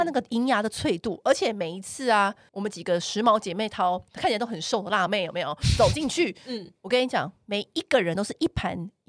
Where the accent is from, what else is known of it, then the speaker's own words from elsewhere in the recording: Taipei, Taiwan; 因为我不是中南部人，我是台北人，